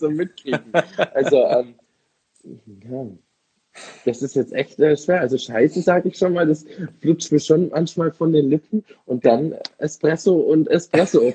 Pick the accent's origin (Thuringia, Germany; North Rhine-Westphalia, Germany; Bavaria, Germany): Bavaria, Germany; Munich; Ich bin ja ah. was echter Münchner Bayer